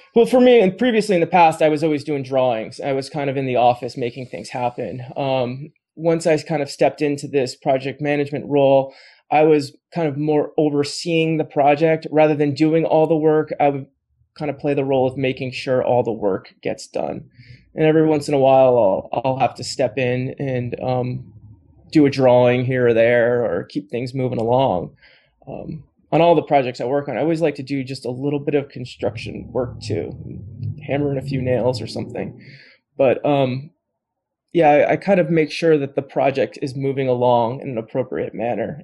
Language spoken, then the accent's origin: English; East Coast, United States; moved away as an adult; now in Portland, United States; I grew up on the East Coast